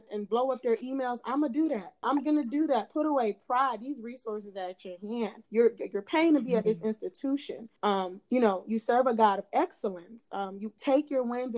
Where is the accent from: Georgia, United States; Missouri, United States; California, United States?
Georgia, United States; Clay County; growing up in Clay County